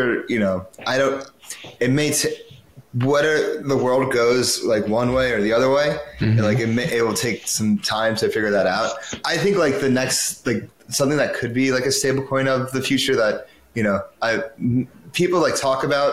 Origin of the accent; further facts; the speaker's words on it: United States; I'm biased as an American